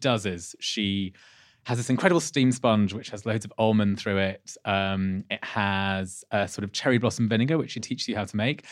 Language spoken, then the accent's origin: English; Leicester, East Midlands, United Kingdom; not far from where I was born in Leicester